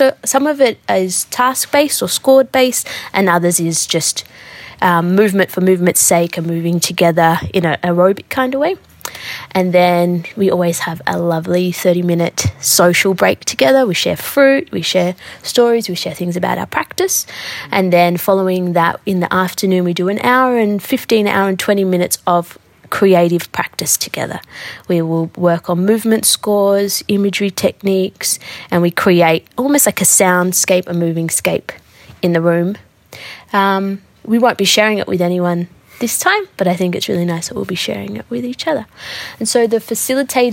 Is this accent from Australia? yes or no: yes; Sydney, New South Wales, Australia; I grew up here, born here, tried to move away